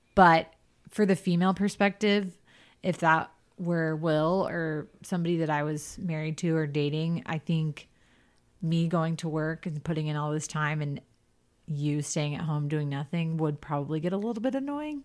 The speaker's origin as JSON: {"language": "English", "region": "the South", "country": "United States", "tie": "born or raised there", "said": "growing up in the South"}